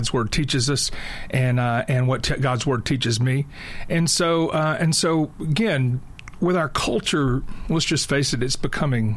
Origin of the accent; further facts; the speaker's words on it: Tennessee, United States; I grew up in Tennessee